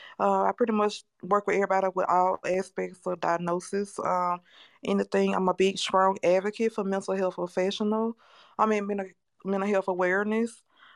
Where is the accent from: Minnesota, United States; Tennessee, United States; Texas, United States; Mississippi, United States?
Mississippi, United States; Mississippi Gulf Coast, United States; I'm from the Mississippi Gulf Coast area.